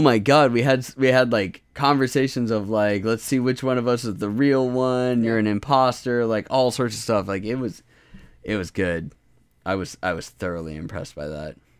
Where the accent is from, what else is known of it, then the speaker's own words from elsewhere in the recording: United States; accent: American; my shitty American accent